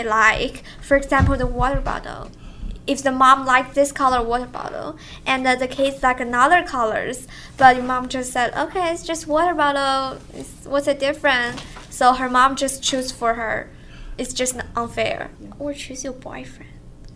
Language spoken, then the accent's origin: English; China; now in Canada; I'm from China